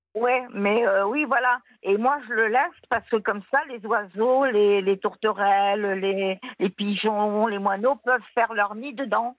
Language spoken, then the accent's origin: French; Tunisia; now in France; je viens de Tunisie